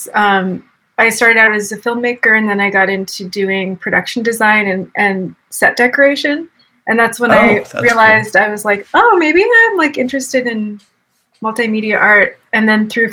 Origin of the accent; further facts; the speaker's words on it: Boston, Massachusetts, United States; now in Austin, United States; I grew up in Boston